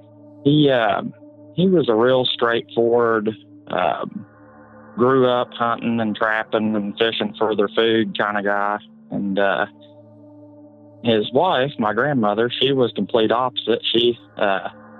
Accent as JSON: {"language": "English", "region": "West Virginia", "country": "United States", "said": "I'm calling from West Virginia"}